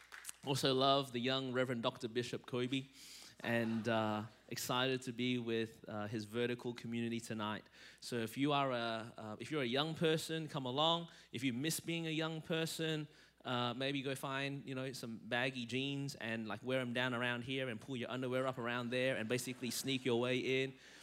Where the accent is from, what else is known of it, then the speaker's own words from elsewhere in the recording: Melbourne, Victoria, Australia; now in Anderson, United States; I was born in Melbourne, Australia, and that's the reason my voice is this way.